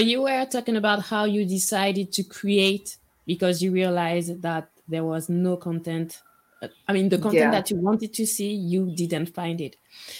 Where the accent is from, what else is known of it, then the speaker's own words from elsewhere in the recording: Guadeloupe; I'm from Guadeloupe.